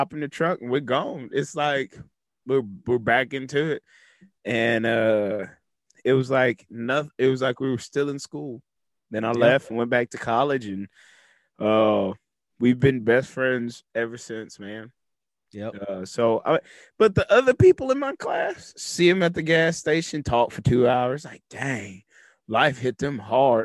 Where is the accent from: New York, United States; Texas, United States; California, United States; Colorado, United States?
Texas, United States; Navasota; moved away; my hometown. Nothing against Navasota